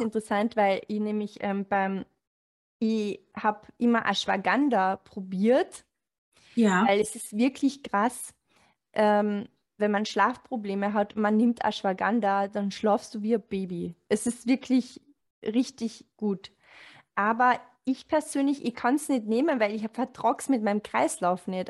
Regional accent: Carinthia, Austria; moved away; ich komme aus Kärnten

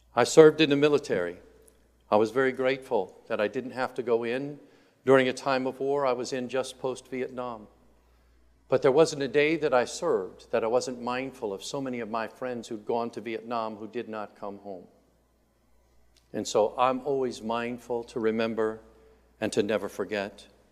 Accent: Indiana, United States; moved away; I grew up in Indiana

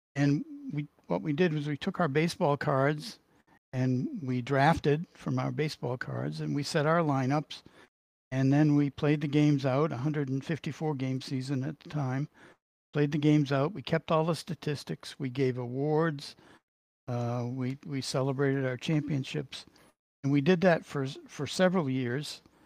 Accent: Boston, Massachusetts, United States; accent: Boston; my Boston accent

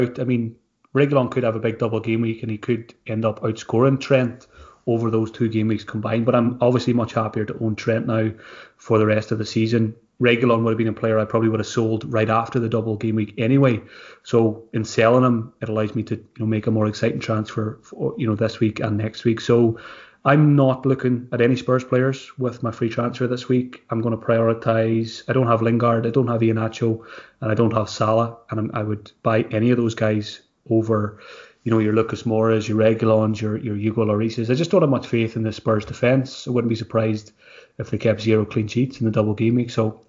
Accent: Ireland; now in Scotland, United Kingdom; as an Irishman

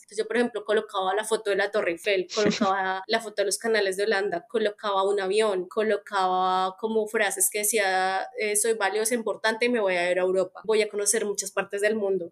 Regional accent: Colombia; moved away as an adult; also born or lived in Netherlands / Melbourne, Australia; yo salí de Colombia nuevamente hace como, bueno, desde el 2019

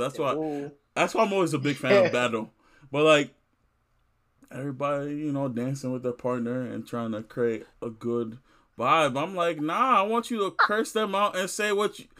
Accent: Nigeria; my upbringing, one as someone black and also two as someone Nigerian

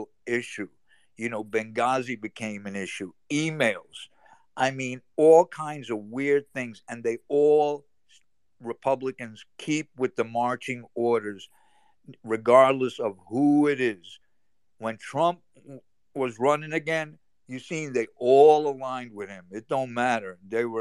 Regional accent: New York, United States; I'm from New York

